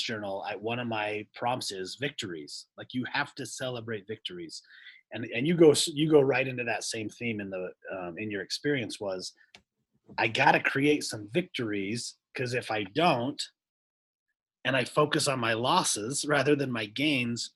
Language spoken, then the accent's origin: English; Texas, United States; I'm from Texas